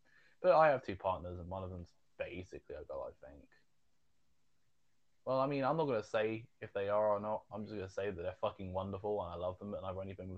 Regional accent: United Kingdom; I'm fucking British.

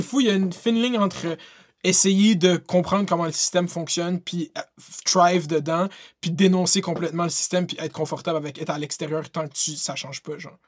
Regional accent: Quebec, Canada; je suis québécois

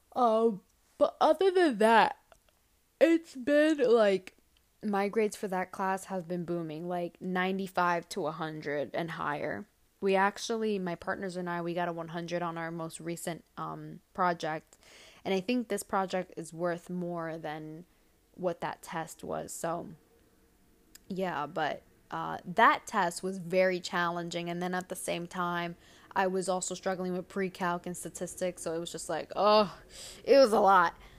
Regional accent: New York City, New York, United States; as a New Yorker

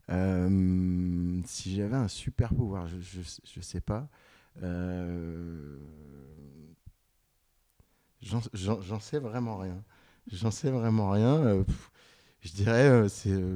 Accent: Lyon, Auvergne-Rhône-Alpes, France; je suis lyonnais, j'aime bien que l'OL gagne

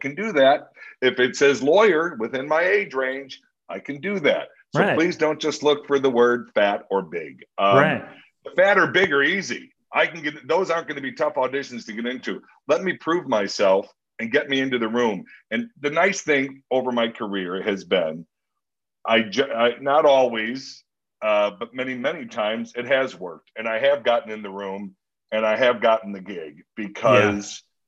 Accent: Lansing, Illinois, United States; moved away as an adult; also born or lived in Chicago, Illinois / Los Angeles; Born and raised in the South Suburbs, Lansing, Illinois, outside of Chicago on the Indiana border.

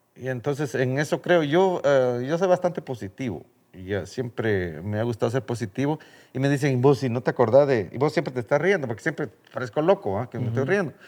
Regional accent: Guatemala; moved away as an adult; Yo me vine de Guatemala porque no había la oportunidad

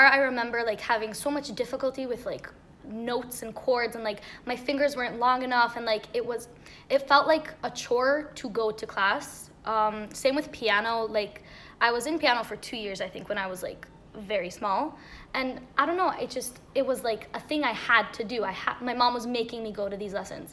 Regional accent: Israel; I'm from Bechemish, Israel.

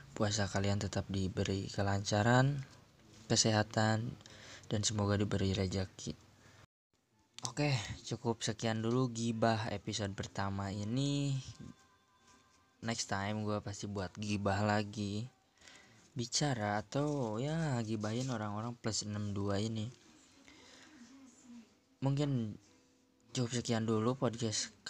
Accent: West Java, Indonesia; gue selaku warga Jawa Barat juga gitu kan

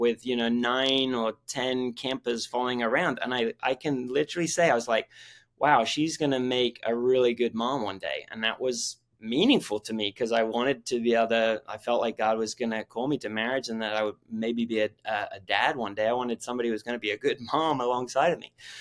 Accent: England, United Kingdom; moved away as an adult; also born or lived in Philadelphia / Austin, Texas; now in St. Augustine, United States; I was born and raised in England

